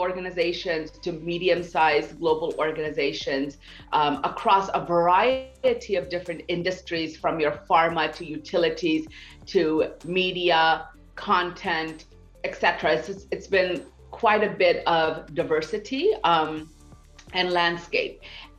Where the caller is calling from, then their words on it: New York City, New York, United States; From New York City, believe it or not.